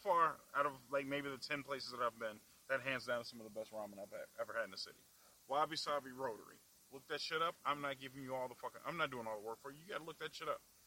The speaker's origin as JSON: {"language": "English", "town": "Chicago", "region": "Illinois", "country": "United States", "said": "I'm from the Southside"}